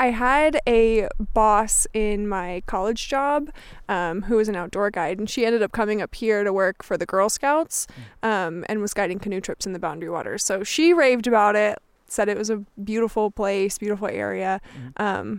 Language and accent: English; Wisconsin, United States; Yeah, so I'm from Wisconsin, but I spent a lot of time in the Upper Peninsula of Michigan.